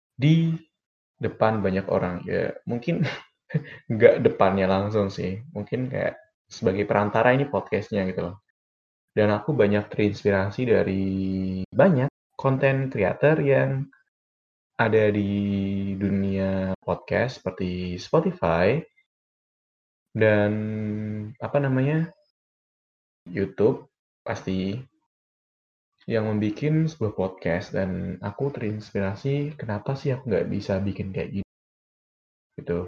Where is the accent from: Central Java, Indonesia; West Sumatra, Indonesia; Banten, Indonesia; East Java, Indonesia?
Central Java, Indonesia; Demak; moved away as an adult; now in Semarang, Indonesia; aku berasal dari Demak dan sekarang sedang tinggal di Semarang